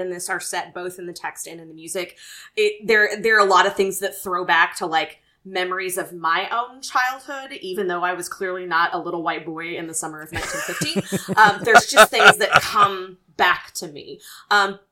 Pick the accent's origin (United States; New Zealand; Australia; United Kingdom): United States; the South; moved away; growing up in the South